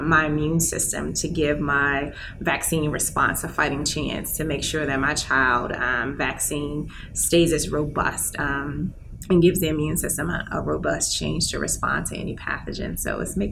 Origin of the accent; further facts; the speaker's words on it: Henderson, North Carolina, United States; I was born and raised by the birthplace of environmental justice, not too far away. I'm from Henderson, North Carolina